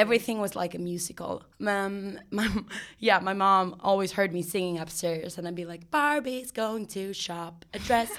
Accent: Sweden; moved away as an adult; also born or lived in Ireland; now in New York, United States; I'm from Sweden

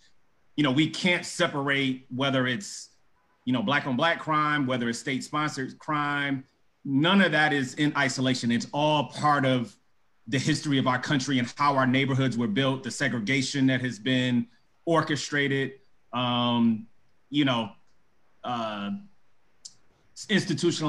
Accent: Detroit, Michigan, United States; moved away as an adult; also born or lived in California; now in Chicago, United States; I'm from Detroit, Michigan

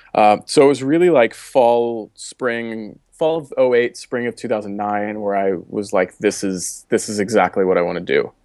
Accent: Baltimore, Maryland, United States; accent: Baltimore; moved away as an adult; also born or lived in Boulder, Colorado; I grew up in Baltimore. I just said that with a really Baltimore accent.

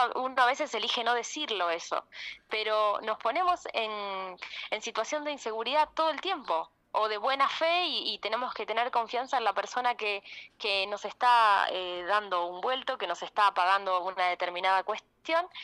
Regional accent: Santa Fe, Argentina; soy santafesina

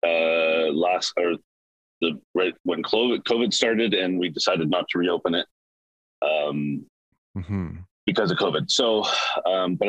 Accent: Peace River, Alberta, Canada; also born or lived in Edmonton; now in Vancouver, Canada; So I was born in Edmonton, but I grew up in northern Alberta, a small town called Peace River

